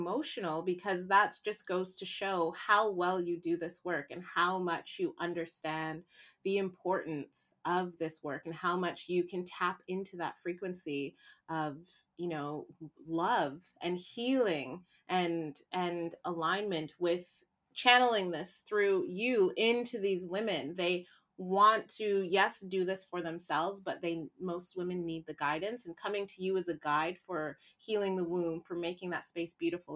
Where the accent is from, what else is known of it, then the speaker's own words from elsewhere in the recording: Canada; moved away as an adult; also born or lived in Haiti / Toronto, Canada; I was born in Haiti, lived there for about 2 years, and was adopted out into a Canadian family